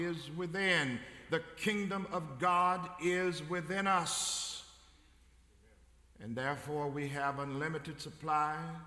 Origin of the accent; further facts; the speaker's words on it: Covington, Tennessee, United States; growing up in West Tennessee in Covington, Tennessee, 36 miles north of Memphis